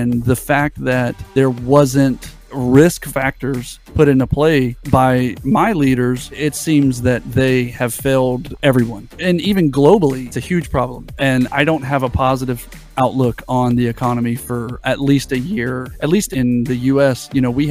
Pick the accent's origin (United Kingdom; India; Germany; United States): United States; I'm American